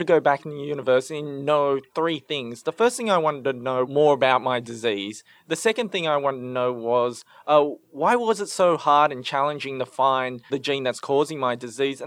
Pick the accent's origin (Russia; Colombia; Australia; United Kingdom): Australia; Sydney, New South Wales; also born or lived in Cambodia; I was born in Cambodia, the youngest of seven children. And my family in 1981, when I was just a baby, fled the Khmer Rouge to come to Australia as refugees. I grew up in Western Sydney